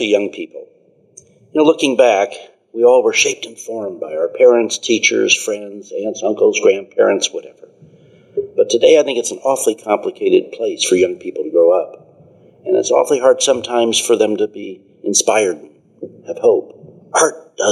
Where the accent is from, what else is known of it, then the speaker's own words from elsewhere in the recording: Portland, Oregon, United States; Growing up in Portland, Oregon, my father started a real estate business